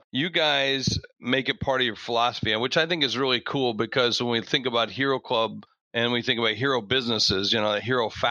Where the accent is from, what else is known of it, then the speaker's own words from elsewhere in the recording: Georgia, United States; where I was growing up in Georgia